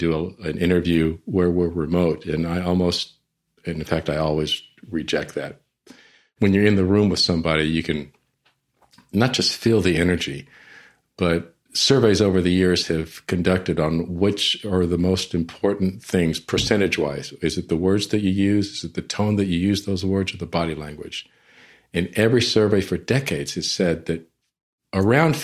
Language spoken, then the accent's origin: English; San Antonio, Texas, United States; I'm from San Antonio, was in San Antonio at the time